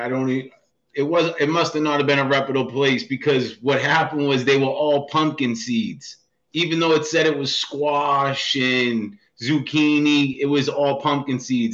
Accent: Boston, Massachusetts, United States; moved away as an adult; now in Franklin, Massachusetts, United States; I grew up in the projects in South Boston

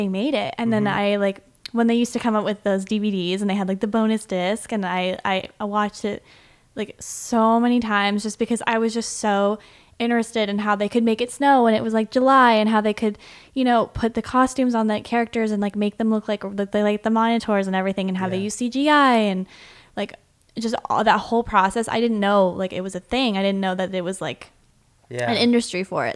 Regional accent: north of Toronto, Ontario, Canada; moved away; I'm from Canada, Ontario specifically, so just north of Toronto, a couple hours

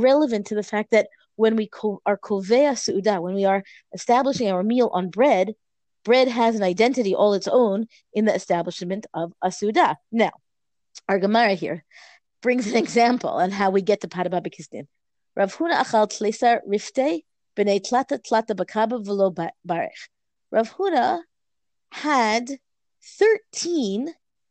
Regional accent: United States; We're an American family, you know, for many generations

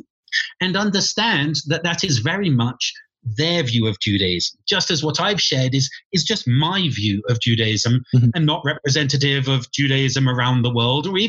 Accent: London, United Kingdom; moved away as an adult; also born or lived in St Andrews, Scotland; now in Santa Fe, United States; I was brought up in London

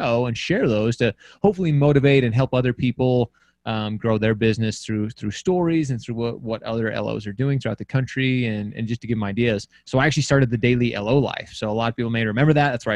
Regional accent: Utah, United States; I'm from Utah

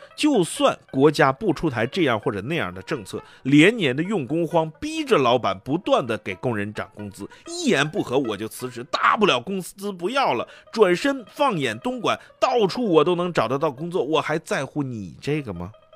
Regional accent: China; 我们中国人更喜欢的叫做房子

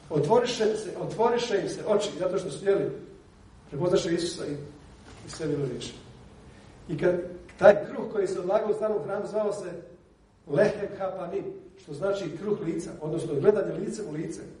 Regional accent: Bosnia & Herzegovina; kod nas u Bosni

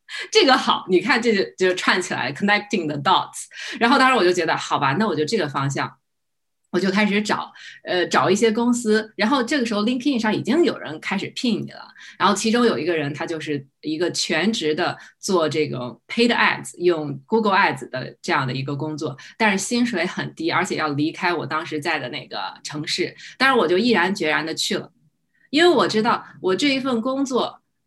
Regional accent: China; now in United States; 作为一个英语不是很好的一个中国人

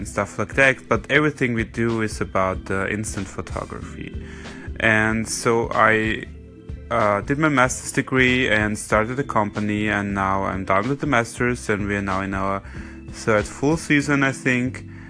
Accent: Vienna, Austria; I am now 35 years old. I was born in Vienna, Austria

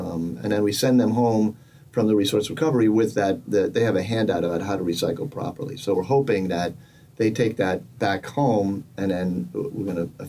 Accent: just outside New York City, United States; now in Rhode Island, United States; I grew up just outside New York City, and I've composted my entire life.

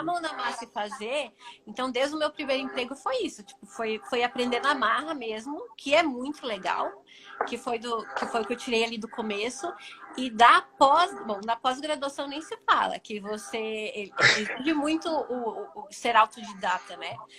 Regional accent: Paraná, Brazil; eu sou daqui do Paraná mesmo

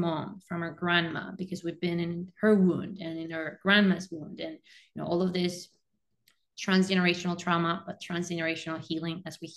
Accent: Venezuela; moved away as an adult; now in United States; I'm also an immigrant, I'm originally from Venezuela. Since I graduated high school in my country, moved to the US for my undergrad

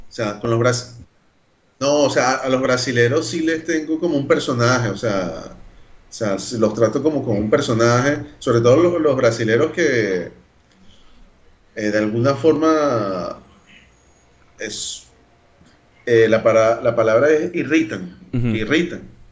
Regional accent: Caracas, Capital District, Venezuela; accent: Carapita; now in Brazil; mi acento sigue siendo normal, de, de de Carapita, por allá

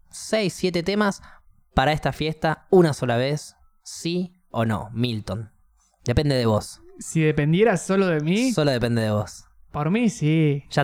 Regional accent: Neuquén, Argentina; nosotros que somos de Neuquén, que nosotros que somos de la tierra natal de …, no podemos disfrutar de este. de, esta música en nuestra fiesta de pueblo. En nuestra fiesta de ciudad.

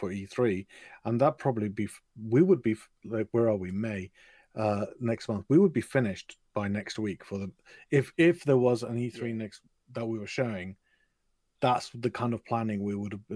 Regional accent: England, United Kingdom; typical English person

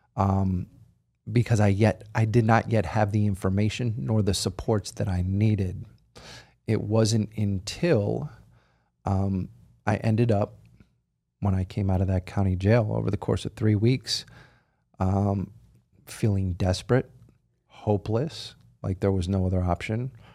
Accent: outside of Philadelphia, Pennsylvania, United States; I grew up outside of Philadelphia.

